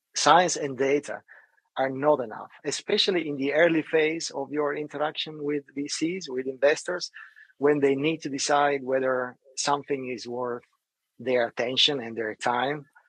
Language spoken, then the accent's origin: English; Italy; moved away; I grew up in Italy